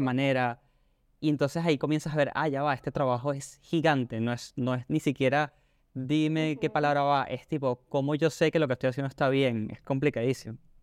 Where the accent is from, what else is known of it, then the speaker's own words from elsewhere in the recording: Venezuela; now in Argentina; yo soy de Venezuela y estoy aquí en Argentina